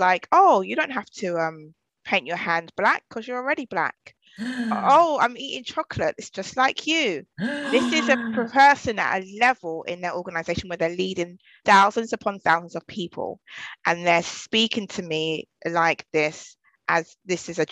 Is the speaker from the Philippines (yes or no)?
no; London, United Kingdom; I'm from Southeast London